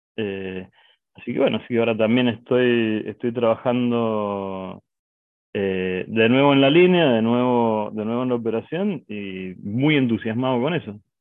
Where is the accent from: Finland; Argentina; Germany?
Argentina; Mendoza; Nosotros somos de Mendoza, es una ciudad que está al oeste de Argentina.